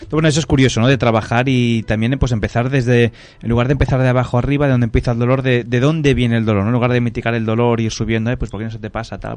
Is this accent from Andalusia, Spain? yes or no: no; Barcelona, Catalonia, Spain; now in Terrassa, Spain; No, yo soy de Barcelona, pero vivo en Tarrasa.